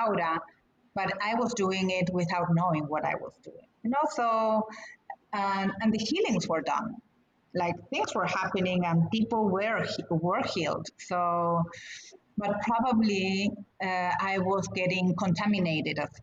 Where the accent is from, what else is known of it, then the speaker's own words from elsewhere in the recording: Argentina; now in United States; we were coming with a family to the States. I'm from Argentina.